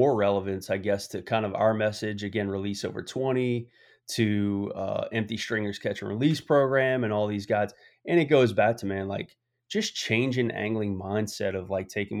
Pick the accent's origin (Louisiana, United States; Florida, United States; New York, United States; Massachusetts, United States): Louisiana, United States; New Orleans; growing up in New Orleans, I was so young